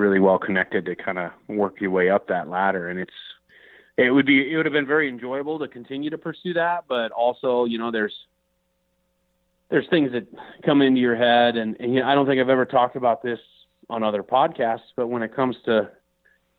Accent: Minnesota, United States; I grew up in the Midwest in Minnesota

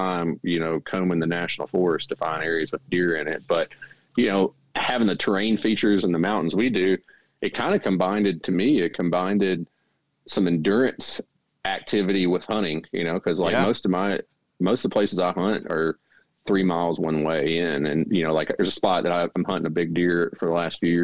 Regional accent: Mississippi Delta in Arkansas, United States; moved away as an adult; now in North Carolina, United States; I grew up in the Mississippi Delta in Arkansas

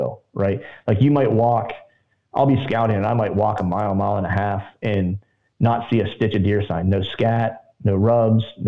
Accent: Pennsylvania, United States

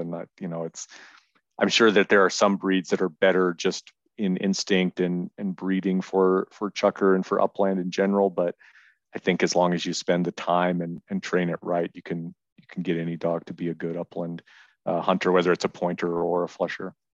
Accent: Reno, Nevada, United States; I've lived in Nevada my whole life. I'm from Reno.

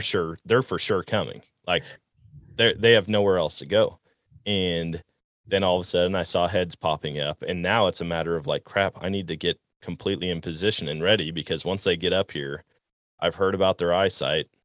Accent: Wisconsin, United States; moved away; I grew up in Wisconsin

